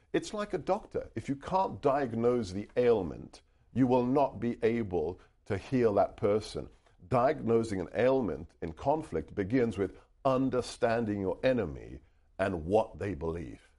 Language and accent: English; United Kingdom; first language Hungarian; English is a second language; now in United States; eventually settled in the U K, uh, and that's where I was born and raised